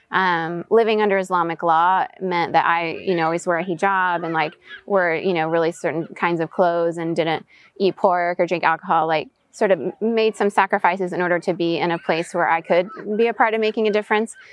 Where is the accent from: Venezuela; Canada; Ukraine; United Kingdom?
Venezuela; also born or lived in United States / Southeast Asia; So, third culture kid, meaning I was born in the States, US passport, but raised in Venezuela. Um, my parents did expat work there. So, I grew up in international schools.